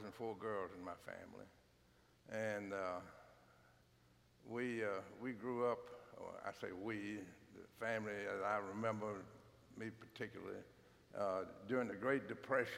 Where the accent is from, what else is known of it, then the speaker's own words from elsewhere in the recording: Franklin, United States; born and raised in Franklin, just like me